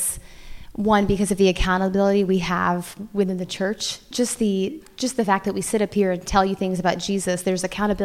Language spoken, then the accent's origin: English; Indiana, United States; Aaron and I were born and raised in Indiana